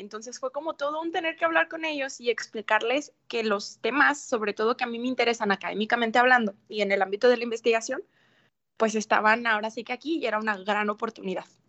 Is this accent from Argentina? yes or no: no; Mexico; now in Ciudad Juárez, Mexico; como mexicana